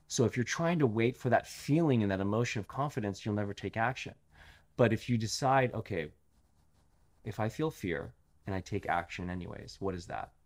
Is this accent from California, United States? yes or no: yes; Los Angeles, California, United States; I grew up in L